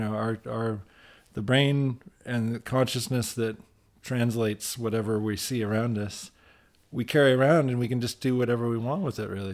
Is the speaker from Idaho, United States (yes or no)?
no; Ann Arbor, Michigan, United States; I grew up in Ann Arbor, which is about as liberal as you can get